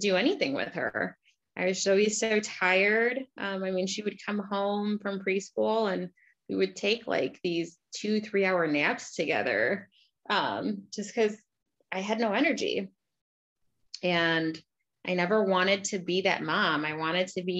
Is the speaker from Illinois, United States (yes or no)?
yes; Crystal Lake, Illinois, United States; I grew up in Crystal Lake, middle class family